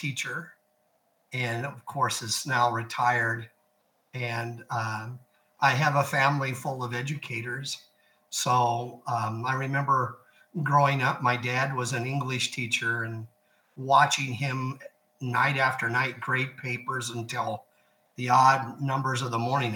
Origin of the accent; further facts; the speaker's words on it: Nebraska, United States; now in Texas, United States; growing up in Nebraska, of course, is a very rural area